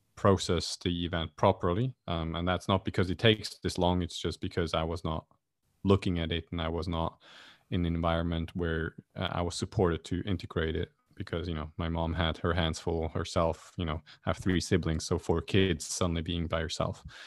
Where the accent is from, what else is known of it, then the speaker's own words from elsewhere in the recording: Switzerland; now in Kuala Lumpur, Malaysia; I grew up in Switzerland